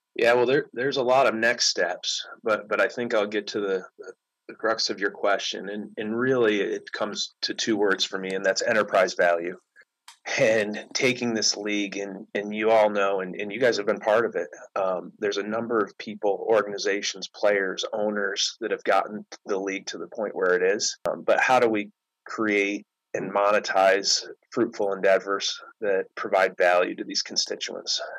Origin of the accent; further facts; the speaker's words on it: Syracuse, New York, United States; I grew up in outside Syracuse